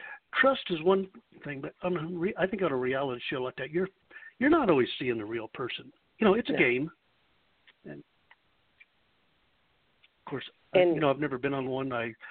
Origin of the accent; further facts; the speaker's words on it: Kansas, United States; that's a part way to where I used to live. I come from Kansas originally, so kind of neighbors.